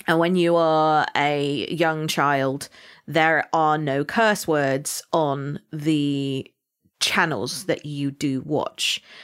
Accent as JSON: {"language": "English", "area": "Somerset", "region": "South West England", "country": "United Kingdom", "accent": "farmer slash pirate", "said": "I am from Somerset, so my accent is more farmer slash pirate"}